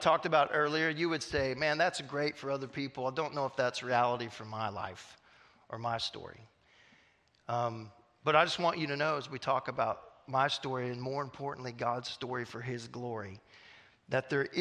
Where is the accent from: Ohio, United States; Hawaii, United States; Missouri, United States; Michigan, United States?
Missouri, United States; Southwest; moved away; I grew up in Southwest Missouri